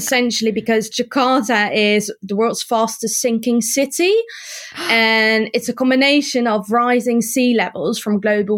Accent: Netherlands; moved away; I grew up in the Netherlands

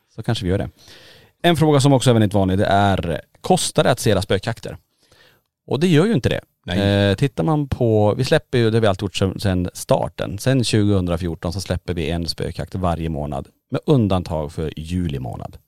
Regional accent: Kiruna, Norrbotten County, Sweden; moved away as an adult; now in Borås, Sweden; vi bor ju i Borås. Ja. Men är födda och uppvuxna i Kiruna.

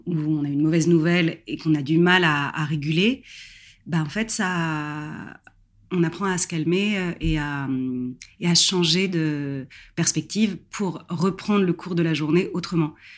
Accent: Paris, Île-de-France, France; moved away as an adult; now in Barbizon, France; À la base, je suis parisienne, donc j'ai grandi et je suis née à Paris

